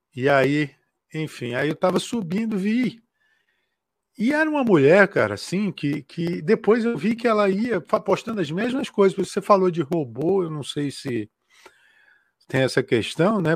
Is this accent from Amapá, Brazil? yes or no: no; Acre, Brazil; que eu sou do Acre